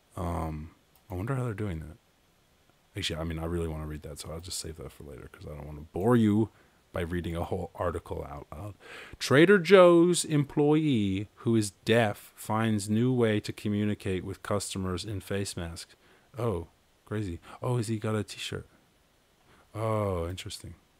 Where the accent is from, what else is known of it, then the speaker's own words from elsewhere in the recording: Ireland; I was born in Ireland